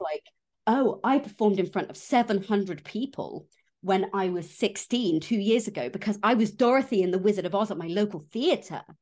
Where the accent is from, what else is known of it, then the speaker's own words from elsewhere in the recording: West Country, South West England, United Kingdom; I was there from the West Country